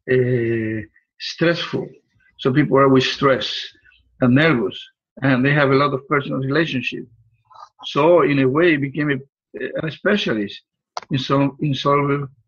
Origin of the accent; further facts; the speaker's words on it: Puerto Rico; moved away as an adult; now in Florida, United States; I was born in Puerto Rico a little island in the Caribbean.